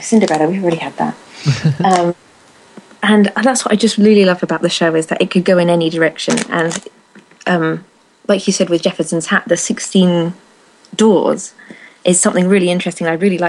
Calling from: the north of England, United Kingdom; I'm actually calling from the darkened living room of the north of England.

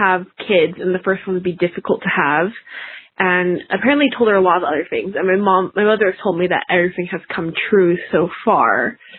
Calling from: Boise, Idaho, United States; I'm calling from Boise, Idaho.

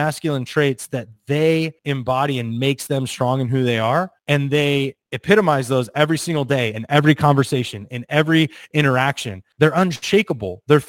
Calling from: Charleston, South Carolina, United States; I'm in Charleston, South Carolina. So we're a little behind you, correct?

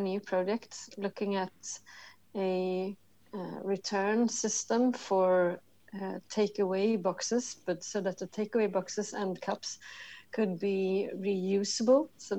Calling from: Stockholm, Stockholm County, Sweden; I'm calling you from Stockholm, Sweden. It's a rainy, grey December outside.

